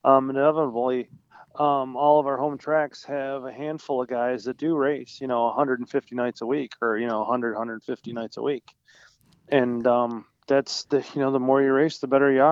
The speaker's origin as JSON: {"language": "English", "town": "Wilson", "region": "New York", "country": "United States", "said": "I'm up near Niagara Falls, New York, from Wilson"}